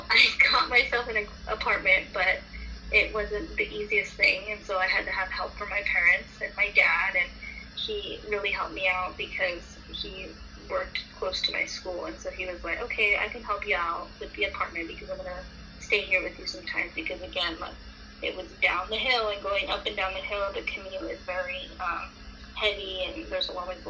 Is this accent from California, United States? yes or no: yes; Hesperia, California, United States; where I'm from Hesperia, California. That's where I'm at right now